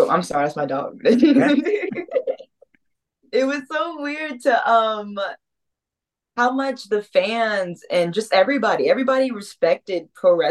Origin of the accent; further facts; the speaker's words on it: Texas, United States; I was raised in Texas